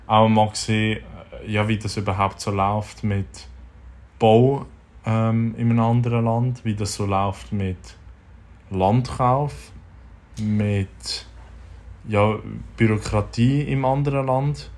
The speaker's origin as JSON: {"language": "German", "country": "Switzerland", "said": "als Schweizer Schreiner"}